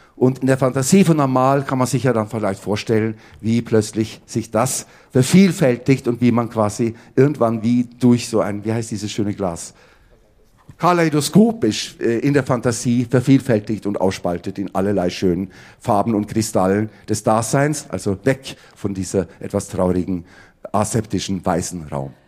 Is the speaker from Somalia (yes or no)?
no; Oslo, Norway; moved away; ich hatte einen Papa und der war Bratscher an der Oper in Oslo, wo ich aufgewachsen bin